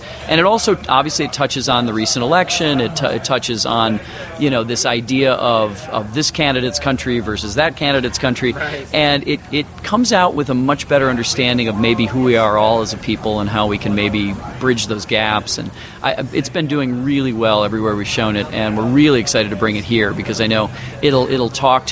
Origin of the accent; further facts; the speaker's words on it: Detroit, Michigan, United States; now in Los Angeles, United States; I'm from Detroit, Michigan. So coming here is basically coming home for me